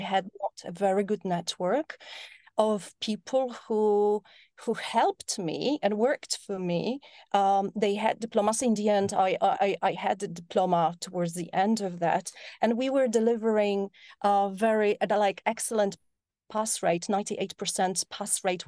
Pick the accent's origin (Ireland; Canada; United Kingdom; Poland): Poland; moved away; also born or lived in north of Poland; I was born in Poland. in a small town